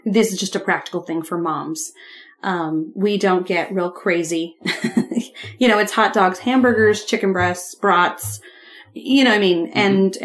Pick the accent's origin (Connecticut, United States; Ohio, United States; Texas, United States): Ohio, United States; when I was growing up in Ohio